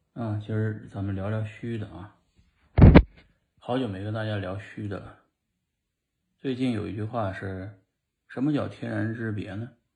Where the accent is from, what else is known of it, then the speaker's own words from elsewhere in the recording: China; now in United States; 我正好是在中国出生，然后现在生活在美国